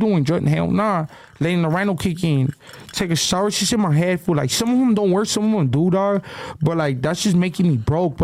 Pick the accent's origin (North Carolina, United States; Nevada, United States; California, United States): California, United States; Baldwin Park; I'm from Baldwin Park.